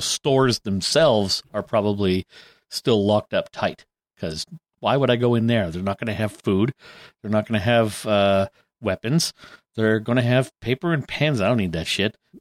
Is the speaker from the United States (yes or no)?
no; Canada; we're from Canada